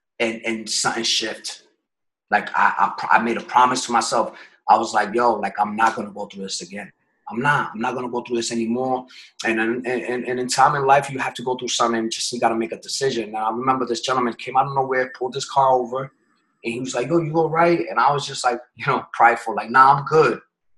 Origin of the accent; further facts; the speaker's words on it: New York City, New York, United States; We're originally from New York. My family's from out there, from the Bronx.